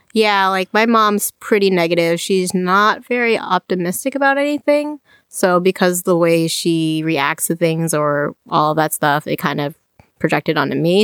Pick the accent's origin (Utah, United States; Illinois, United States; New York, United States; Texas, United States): Illinois, United States; Champaign; moved away as an adult; also born or lived in Chicago, Illinois / Iowa City, Iowa; I was born in Champaign, grew up there